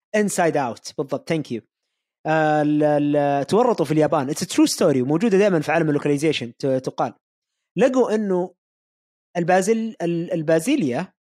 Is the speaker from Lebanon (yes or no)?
no; Saudi Arabia; عندنا في السعوديه